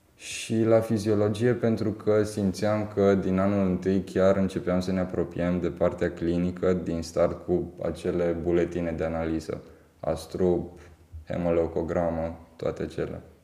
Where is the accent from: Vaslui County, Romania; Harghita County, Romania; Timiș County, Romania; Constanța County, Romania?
Timiș County, Romania; Timișoara; născut și crescut în Timișoara